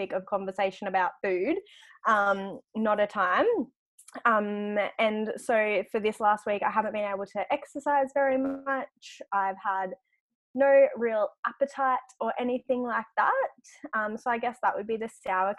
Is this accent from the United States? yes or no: no; Grafton, New South Wales, Australia; now in Gold Coast, Australia; I grew up in Grafton